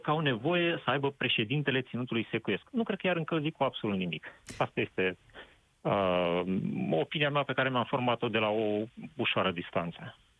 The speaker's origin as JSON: {"language": "Romanian", "region": "Moldavia", "country": "Romania", "said": "sunt din Moldova"}